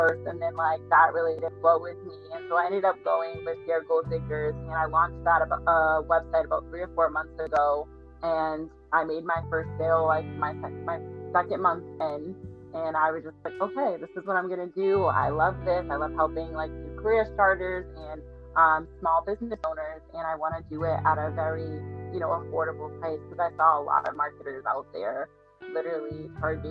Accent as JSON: {"language": "English", "town": "Boston", "region": "Massachusetts", "country": "United States", "said": "I'm from Boston, Massachusetts"}